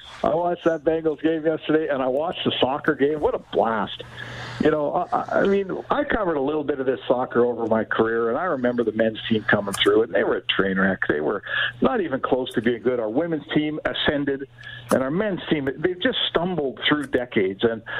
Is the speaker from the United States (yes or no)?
no; Canada; as a Canadian.